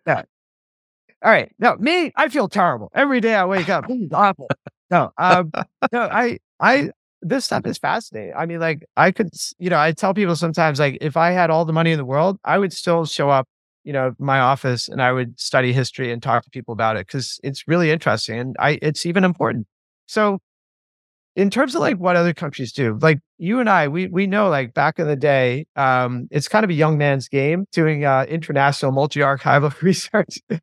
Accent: United States; you go in as an Irish American

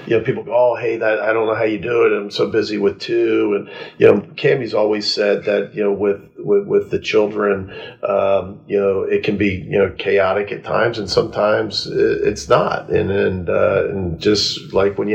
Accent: Florida, United States; moved away; I grew up in Florida

